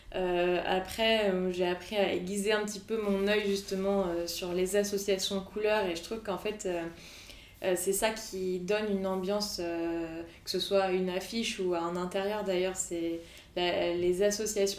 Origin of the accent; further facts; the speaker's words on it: Brittany, France; also born or lived in Montauban; now in Nantes, France; Moi, je suis bretonne à la base